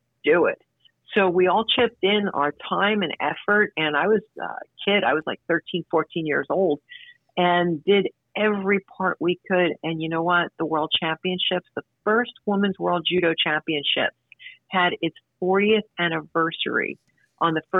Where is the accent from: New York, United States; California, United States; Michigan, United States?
New York, United States; New York City; we came from, we're from Brooklyn